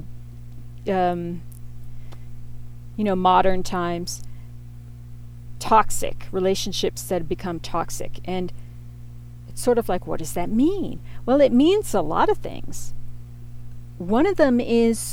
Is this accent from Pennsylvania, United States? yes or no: yes; Pittsburgh, Pennsylvania, United States; moved away as an adult; also born or lived in North Carolina; I grew up in Pittsburgh, and that's where I had my formative years. My family moved there to Fox Chapel, which was a wealthy suburb of Pittsburgh, when I was in fifth grade